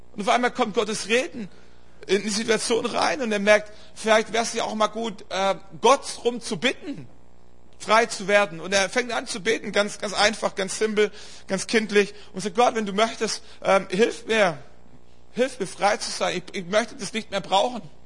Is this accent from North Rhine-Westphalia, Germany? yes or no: no; Stuttgart area, Baden-Württemberg, Germany; eine Strecke über Stuttgart und so, das ist so meine Heimat, da komme ich her